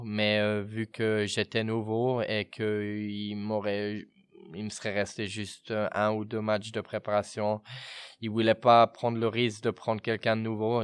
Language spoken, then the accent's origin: French; Fribourg, Switzerland; now in Bern, Switzerland; j'ai grandi à Fribourg